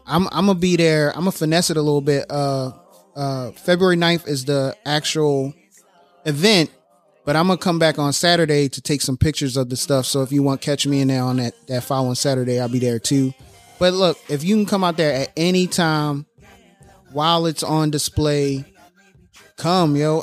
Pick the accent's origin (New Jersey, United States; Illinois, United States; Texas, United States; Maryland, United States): Maryland, United States; Annapolis; Annapolis, I was born and raised in Annapolis